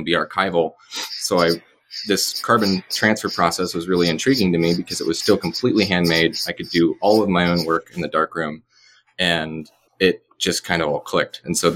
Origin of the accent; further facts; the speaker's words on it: United States; moved away as an adult; also born or lived in California; my hometown. I was born and raised here